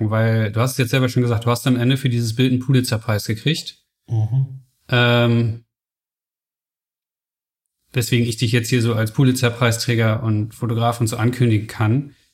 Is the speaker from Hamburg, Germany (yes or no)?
no; Solingen, North Rhine-Westphalia, Germany; also born or lived in Spain; now in Berlin, Germany; Ich bin aufgewachsen in Solingen, im hm. Bergischen Land.